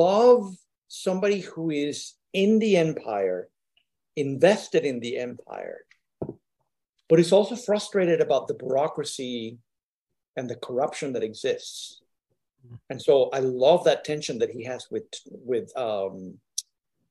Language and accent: English; Puerto Rico; I'm from Puerto Rico